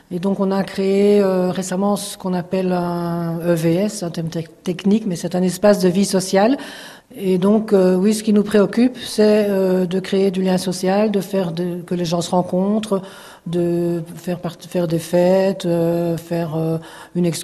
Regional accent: Brussels, Belgium; accent: Brussels; now in France; Mon petit accent vient de Bruxelles.

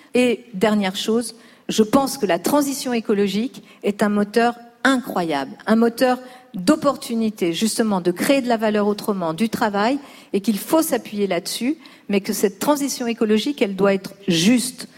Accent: Lyon, Auvergne-Rhône-Alpes, France; now in Paris, France; j'ai grandi pas à Paris, j'ai grandi à La Duchère, qui est aussi un quartier de Lyon

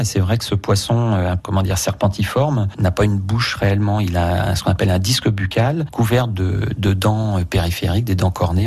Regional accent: France; chez nous en France

